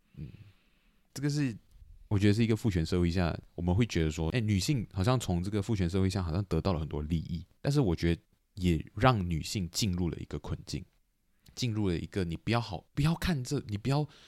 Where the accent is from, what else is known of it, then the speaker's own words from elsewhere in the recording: Malaysia; moved away; 我虽然讲人没有在马来西亚，但是我是马来西亚人